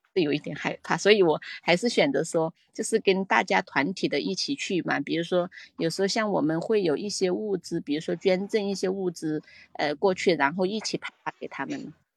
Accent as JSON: {"language": "Chinese", "country": "Hong Kong", "said": "我来自，呃，我来自香港"}